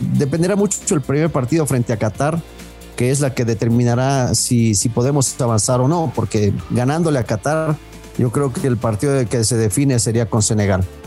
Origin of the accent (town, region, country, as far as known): Ecuador